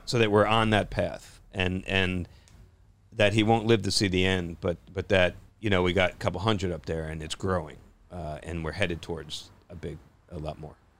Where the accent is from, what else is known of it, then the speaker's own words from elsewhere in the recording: New Jersey, United States; I grew up in Jersey